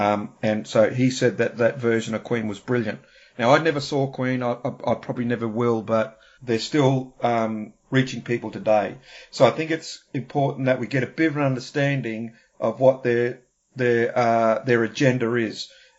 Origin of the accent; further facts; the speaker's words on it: Australia; also born or lived in New Zealand; growing up in Australia and New Zealand in the 70s, and the 80s